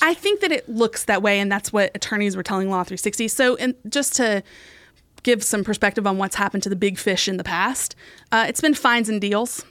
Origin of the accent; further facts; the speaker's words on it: West Virginia, United States; I'm from West Virginia, and this one has some ties to my home state